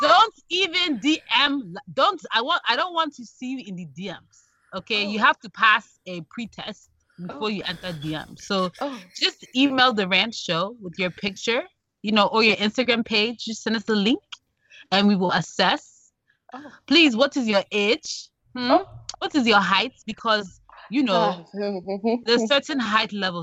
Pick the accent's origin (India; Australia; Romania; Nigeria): Nigeria; Ikwerre, Rivers State; I'm Ikwere. Which is, I mean, in the grand scheme of things, I'm a sub-tribe of Igbo